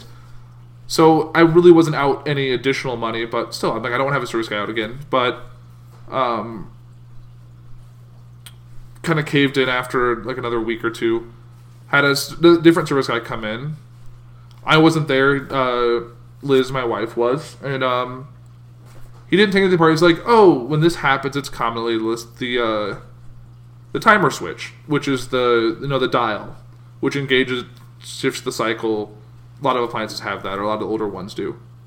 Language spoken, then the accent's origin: English; United States; I'm an American